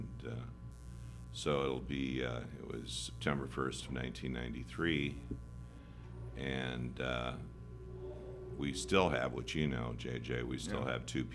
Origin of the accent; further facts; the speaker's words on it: Pipestone, Minnesota, United States; now in South Dakota, United States; I was from Pipestone. I grew up in Pipestone, Minnesota.